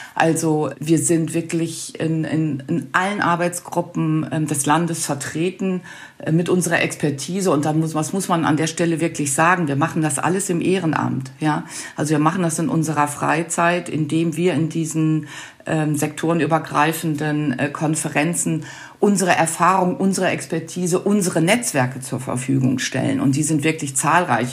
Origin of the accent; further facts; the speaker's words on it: North Rhine-Westphalia, Germany; Ich komme ja aus Nordrhein-Westfalen